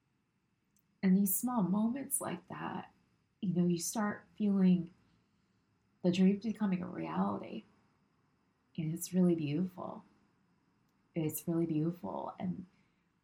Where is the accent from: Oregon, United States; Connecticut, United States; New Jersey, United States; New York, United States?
New York, United States; as a New Yorker.